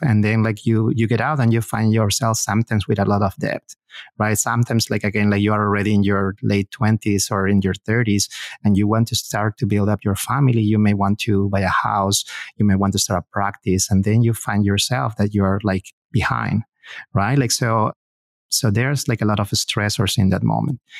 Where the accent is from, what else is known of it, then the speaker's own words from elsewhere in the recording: Peru; moved away as an adult; now in United States; My, my wife and I, we both are from Peru.